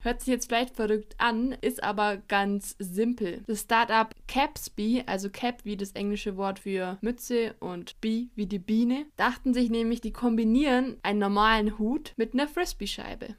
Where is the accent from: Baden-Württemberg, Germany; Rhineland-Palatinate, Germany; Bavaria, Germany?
Bavaria, Germany; Allgäu; als gebürtige Allgäuerin liebe ich es